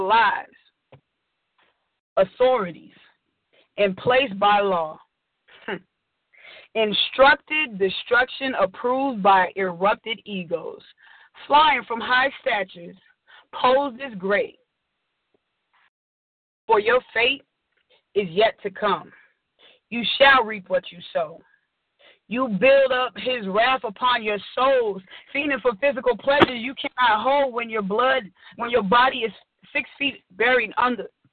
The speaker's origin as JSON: {"language": "English", "town": "Chicago", "region": "Illinois", "country": "United States", "said": "I am from Chicago, the south side of Chicago"}